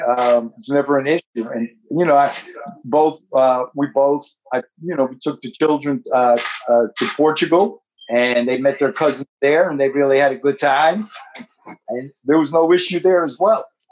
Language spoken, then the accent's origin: English; Newark, New Jersey, United States; moved away; was born and raised in the Ironbound section of Newark